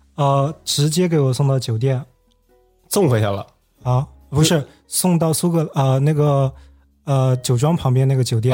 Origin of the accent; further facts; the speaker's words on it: China; 我是中国人